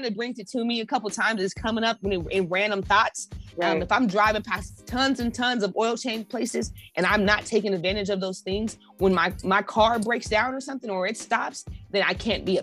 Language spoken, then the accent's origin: English; Colorado, United States; moved away as an adult; also born or lived in Los Angeles; I'm originally from Colorado.